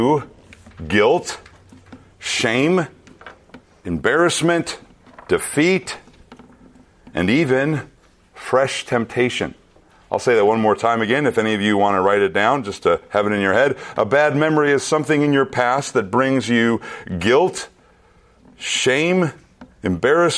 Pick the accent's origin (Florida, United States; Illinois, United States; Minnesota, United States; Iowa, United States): Minnesota, United States; central; moved away; I returned to my hometown in central Minnesota.